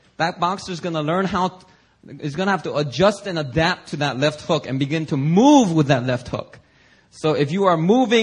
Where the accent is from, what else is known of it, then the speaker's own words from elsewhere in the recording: Philadelphia, Pennsylvania, United States; growing up in Philadelphia, I have a very diverse range of experiences with people of all ethnicities